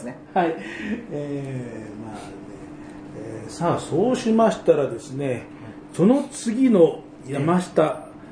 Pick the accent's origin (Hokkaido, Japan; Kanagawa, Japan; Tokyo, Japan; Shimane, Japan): Tokyo, Japan; 僕も、あの、東京生まれ、東京育ち